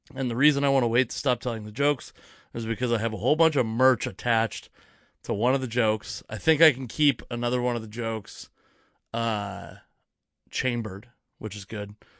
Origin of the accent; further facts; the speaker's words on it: Federal Way, Washington, United States; also born or lived in Fife, Washington / Edgewood, Washington / Auburn, Washington / Kent, Washington; now in Tacoma, United States; I grew up, I was born in Federal Way, Washington. I lived in, uh, Fife, Washington for a long time, then Edgewood, Washington